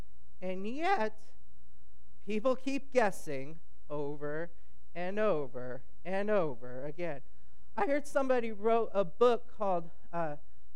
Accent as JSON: {"language": "English", "region": "California", "country": "United States", "said": "I'm from California"}